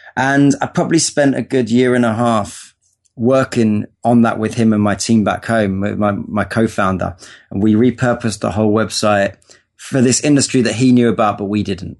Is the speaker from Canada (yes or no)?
no; London, United Kingdom; now in Los Angeles, United States; I was born in North London in England. Um, had a pretty uh, regular upbringing. You know, went to school